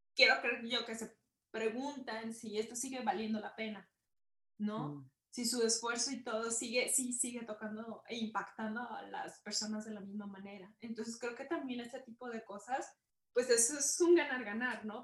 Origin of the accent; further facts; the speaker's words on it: Guadalajara, Jalisco, Mexico; soy provinciana de Guadalajara